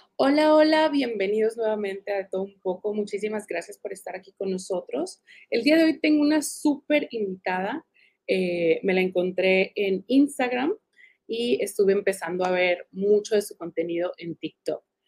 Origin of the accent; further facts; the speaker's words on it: Tijuana, Baja California, Mexico; yo me crié en Tijuana y crecí en Tijuana